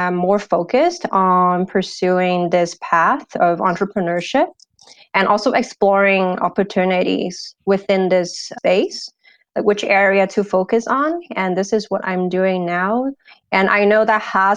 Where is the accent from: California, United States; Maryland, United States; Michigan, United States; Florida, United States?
California, United States; San Jose; also born or lived in Hong Kong; I moved to California, San Jose, California, when I was 11. And I pretty much grew up in California